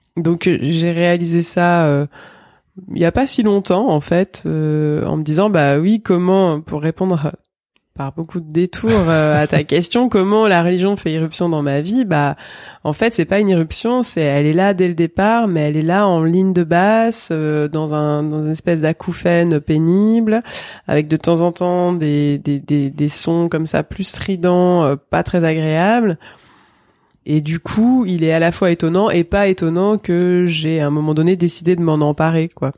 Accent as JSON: {"language": "French", "area": "Drôme", "region": "Auvergne-Rhône-Alpes", "country": "France", "tie": "born or raised there", "also_born_or_lived": "Marseille", "said": "Je suis née à Marseille euh, en 1978. J'ai grandi dans la Drôme."}